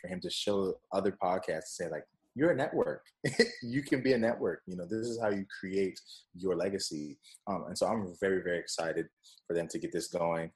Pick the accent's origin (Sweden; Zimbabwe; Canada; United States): United States; West Coast; also born or lived in Jamaica; I'm from the West Coast.